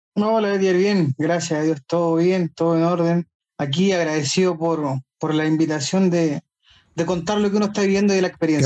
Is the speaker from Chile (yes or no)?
yes; Chile; soy chileno, casado